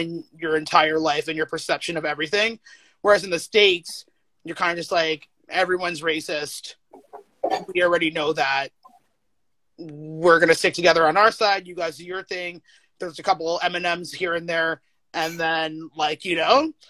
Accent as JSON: {"language": "English", "town": "Toronto", "region": "Ontario", "country": "Canada", "tie": "born or raised there", "said": "I grew up in Scarborough"}